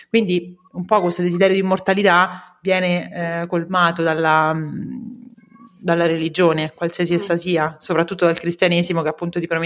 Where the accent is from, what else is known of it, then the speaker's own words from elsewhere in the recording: Rome, Lazio, Italy; now in Turin, Italy; Sono romana, sì, giusto. si sente, immagino che...